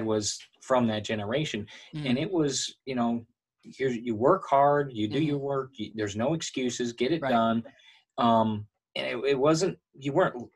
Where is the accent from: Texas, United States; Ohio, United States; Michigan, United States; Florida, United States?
Michigan, United States; the people we grew up with in Michigan